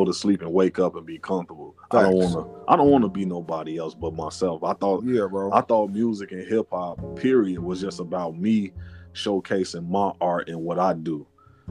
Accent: Inglewood, Missouri, United States; I'm not from Cali. I'm from Inglewood in the city

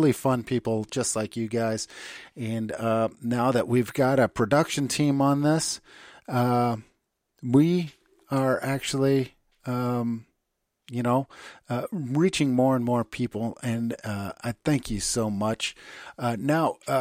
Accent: United States; moved away as an adult; now in Germany; I'm an American

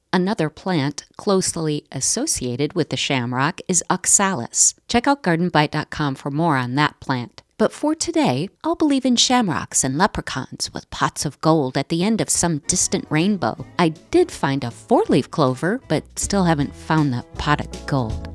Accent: United States; I may be slightly Irish, but I am all American

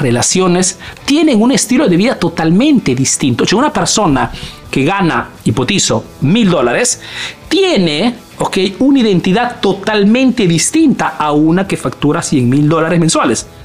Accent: Peru; now in Italy

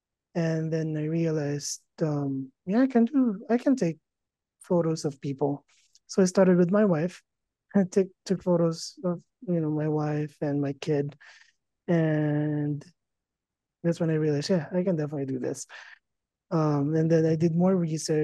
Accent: Philippines; moved away as an adult; now in Las Vegas, United States; I grew up in the Philippines, finished college there, and then moved to the States in 2012

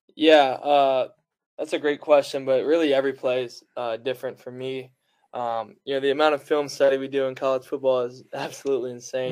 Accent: Fairhope, Alabama, United States; my hometown in Fairhope, Alabama

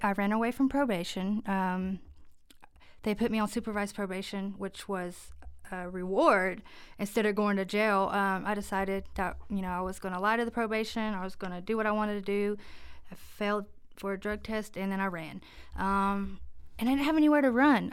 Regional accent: Jackson County, North Carolina, United States; also born or lived in Cherokee; I am local, born and raised in Jackson County.

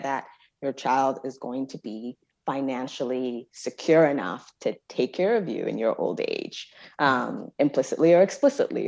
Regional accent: Jos, Plateau, Nigeria; moved away; growing up in Nigeria, I was sort of in a I sort of an un-, unusual educational experience where my parents moved me in sixth grade to an American missionary school

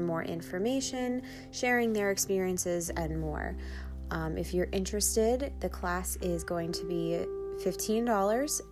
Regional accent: Long Island, New York, United States; accent: Long Island; my Long Island accent

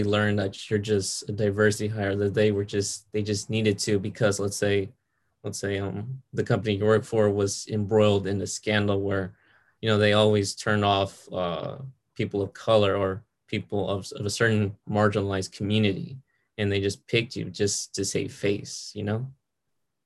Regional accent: Atlanta, Georgia, United States; now in Houston, United States; I live in Houston, Texas, but I wasn't born here. I was born in Atlanta, Georgia, where most of my friends were either white or black. I didn't have any Hispanic friends at all until I moved here

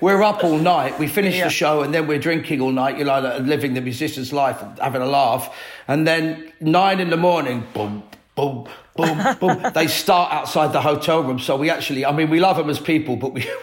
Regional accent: London, United Kingdom; I grew up in Latimer Road, just the back end of Ladbrook Grove, West London.

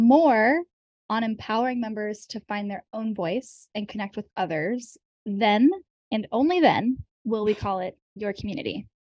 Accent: United States; I grew up in Amish country

